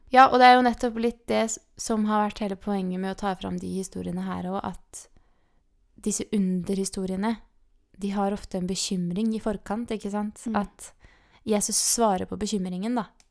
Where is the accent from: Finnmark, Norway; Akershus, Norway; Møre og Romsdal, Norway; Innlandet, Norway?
Akershus, Norway; Eidsvoll; now in Kristiansand, Norway; hjemme i Eidsvoll, liksom, eller her rundt omkring i Kristiansand